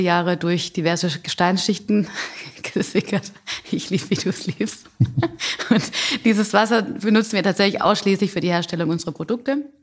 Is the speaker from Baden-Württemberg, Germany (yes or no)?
yes; Calw, Baden-Württemberg, Germany; accent: Swabian; Das ist mein Zuhause, das ist meine Heimat. Hier komme ich her